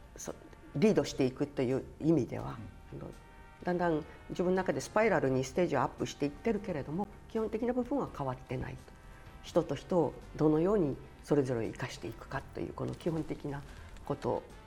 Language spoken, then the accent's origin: Japanese; Izena, Okinawa, Japan; also born or lived in Naha; 伊是名で生まれて